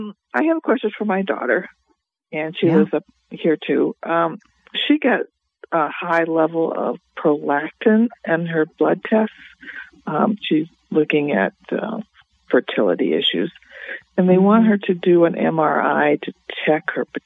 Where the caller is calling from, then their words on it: Northern Iowa, United States; I'm calling from Northern Iowa.